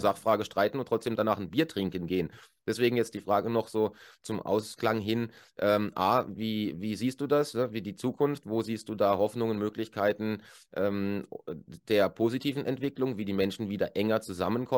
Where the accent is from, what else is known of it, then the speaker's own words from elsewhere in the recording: Germany; moved away as an adult; now in Switzerland; als Deutscher, der jetzt äh, über zehn Jahre hier lebt